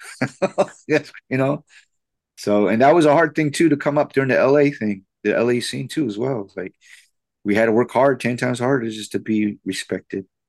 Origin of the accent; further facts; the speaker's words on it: United States; as a Filipino American